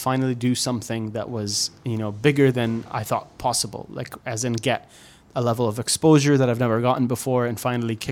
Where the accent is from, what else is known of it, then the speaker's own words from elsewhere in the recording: Khobar, Eastern Province, Saudi Arabia; accent: East Coast Saudi, sounds Bahraini; when I was growing up in Khobar, the East Coast accent was closer to Bahraini and Kuwaiti.